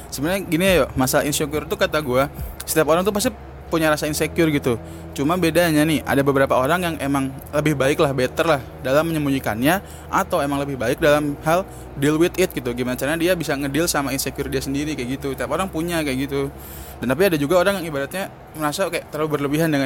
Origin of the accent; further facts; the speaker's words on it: Bogor, West Java, Indonesia; dari FMIPA 54. Asik. Uh, asal gue dari Bogor